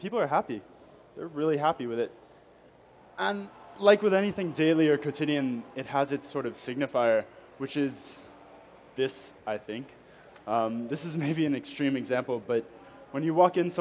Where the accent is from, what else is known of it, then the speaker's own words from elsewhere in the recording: United States; moved away as an adult; now in Paris, France; I am an American living in Paris. I've been there almost 3 years now